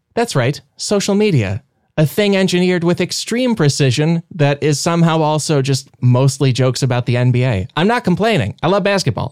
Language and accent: English; Illinois, United States; now in Los Angeles, United States; I'm from Illinois